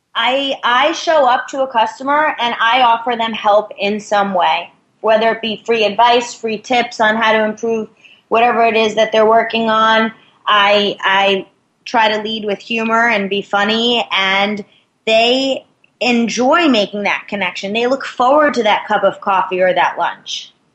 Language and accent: English; New York, United States; I'm from New York